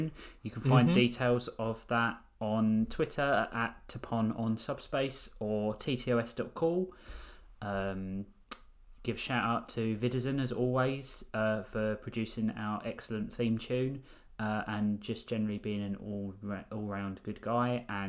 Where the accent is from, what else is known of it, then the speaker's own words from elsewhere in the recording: United Kingdom; As British, we don't celebrate Christmas.